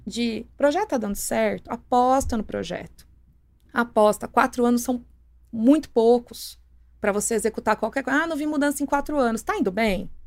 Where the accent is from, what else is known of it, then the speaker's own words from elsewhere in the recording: Santo André, São Paulo, Brazil; moved away as an adult; also born or lived in São Bernardo do Campo / Hortolândia; E mais morei em Santo André minha vida inteira